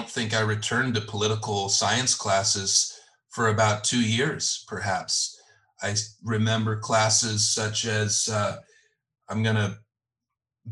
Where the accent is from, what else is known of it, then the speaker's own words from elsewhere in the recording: Los Angeles, California, United States; I grew up in the San Fernando Valley, just on the other side of the mountains there